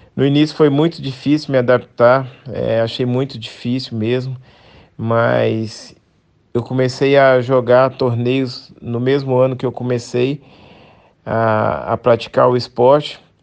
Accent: Belo Horizonte, Minas Gerais, Brazil; sou mineiro de BH

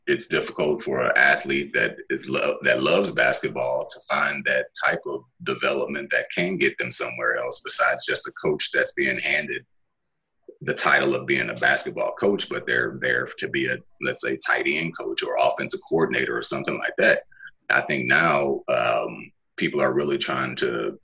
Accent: Cleveland, United States; my hometown of Cleveland

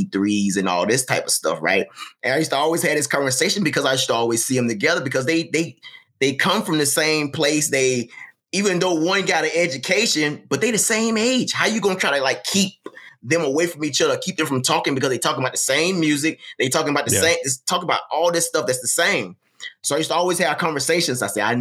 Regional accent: Mississippi, United States; moved away as an adult; I grew up in Mississippi.

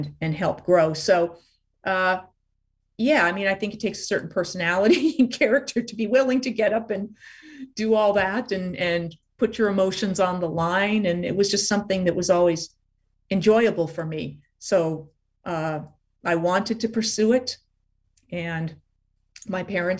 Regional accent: Los Angeles, California, United States; So she and my father ended up moving to LA just before I was born.

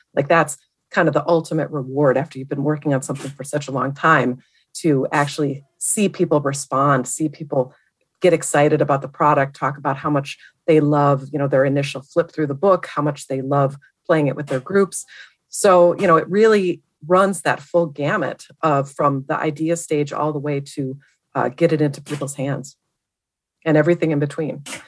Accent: Milwaukee, Wisconsin, United States; moved away as an adult; also born or lived in Madison, Wisconsin; now in Seattle, United States; I grew up in Milwaukee area

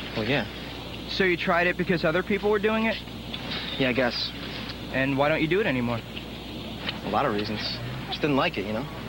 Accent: New Jersey, United States; now in Las Vegas, United States; I grew up in New Jersey where you can't smoke indoors

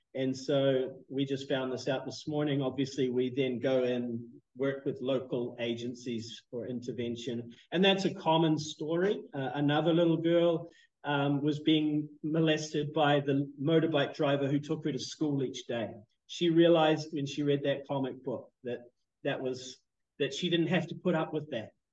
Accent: New Zealand; moved away as an adult; also born or lived in Canada; now in Phnom Penh, Cambodia; I was born in Canada, but um, grew up in New Zealand. You can probably hear that that strange accent.

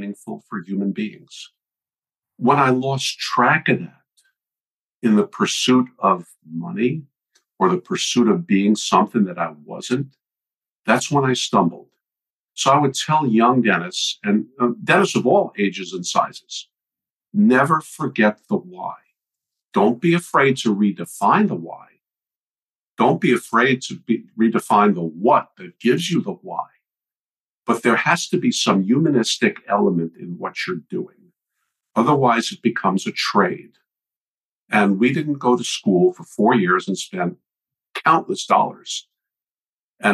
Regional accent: New York, United States; moved away; also born or lived in Virginia; I was born and raised in New York, went to school at Virginia Commonwealth University

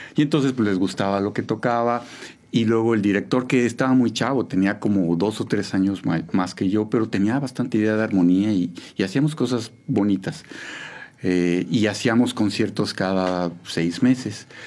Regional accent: Mexico City, Mexico; moved away as an adult; now in San Juan del Río, Mexico; Yo nací en la Ciudad de México el 5 de abril de 1972

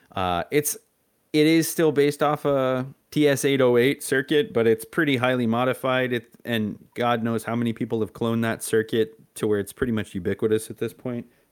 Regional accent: Texas, United States; I was from Texas

